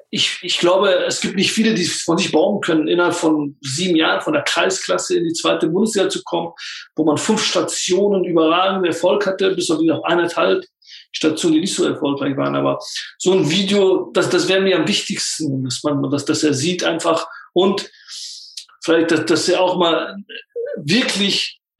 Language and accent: German; Turkey; now in Germany; Ich, ich bin Kurde, es, ist, es war in der Türkei nicht einfach für uns. Und dann kommst du nach Deutschland, das ist auch nicht einfach.